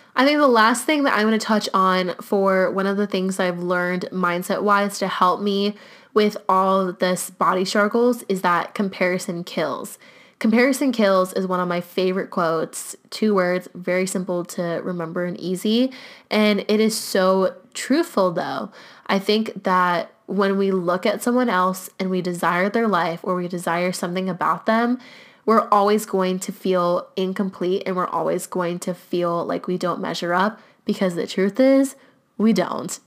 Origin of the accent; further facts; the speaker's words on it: United States; growing up in the United States